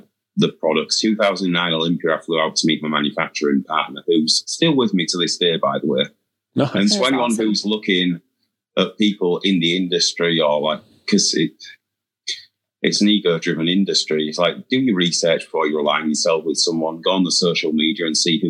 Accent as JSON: {"language": "English", "region": "England", "country": "United Kingdom", "moved": "yes", "lives_now": "United States"}